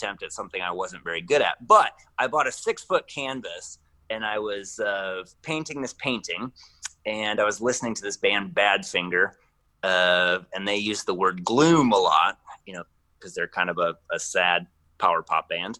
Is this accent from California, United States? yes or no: no; Northwest Iowa, United States; now in Central Iowa, United States; I grew up in Northwest Iowa and have been putting out music for the past 20 years